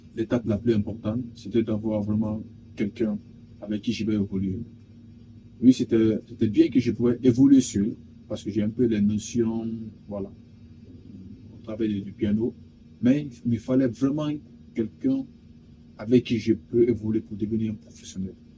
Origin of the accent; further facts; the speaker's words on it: Guinea; Je suis guinéen de nationalité